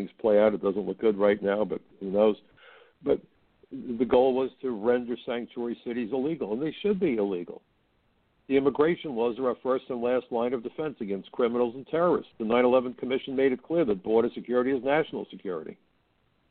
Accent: New York City, New York, United States; a young boy growing up in Brooklyn

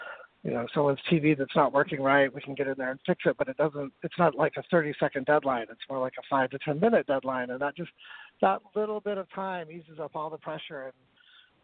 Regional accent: northern Utah, United States; moved away as an adult; also born or lived in San Francisco / Palm Springs; I grew up in northern Utah in a small farming town outside of Salt Lake City

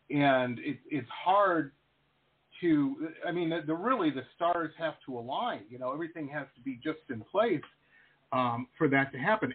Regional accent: Detroit, Michigan, United States; When I was a kid, I grew up in Detroit

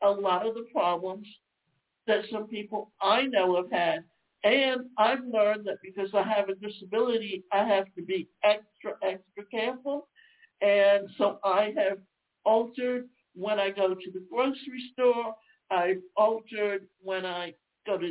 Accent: Deep South, United States; I grew up in the South, and the South, especially in the Deep South, when it came summer, we almost spent between April and October on the beach.

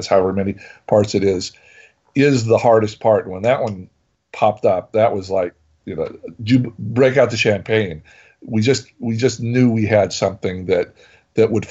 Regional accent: Tennessee, United States; the three main writers on the show, we are all from Tennessee

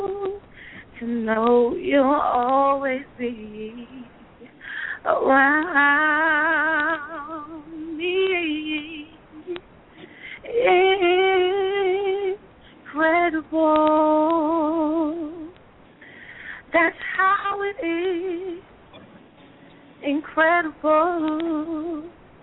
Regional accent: Irvington, New Jersey, United States; now in Orange, United States; I'm from Irvington, New Jersey, but currently I live in Orange

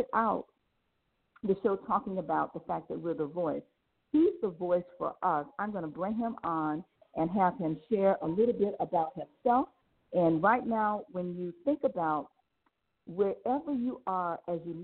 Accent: Palm Beach County, Florida, United States; the county of Palm Beach County, my hometown.

